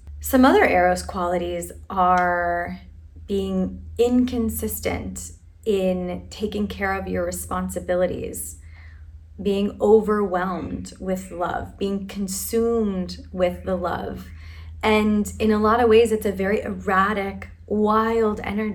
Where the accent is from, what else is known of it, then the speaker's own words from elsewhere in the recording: Philadelphia, Pennsylvania, United States; the city that I was born and raised in is named after this kind of love. It's brotherly love, right? Affectionate love. I'm from Philadelphia.